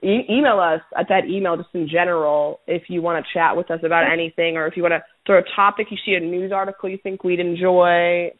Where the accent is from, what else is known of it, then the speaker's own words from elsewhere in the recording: Venezuela; now in United States; I am from Venezuela. I am Venezuelan. This is not my country.